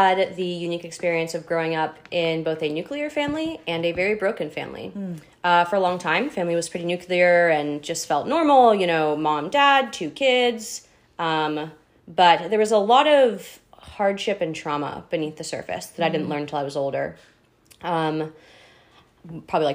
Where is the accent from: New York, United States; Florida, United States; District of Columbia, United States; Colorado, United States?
Florida, United States; Daytona Beach; also born or lived in Hoover, Alabama; I'm from Florida. We had grown up in like Daytona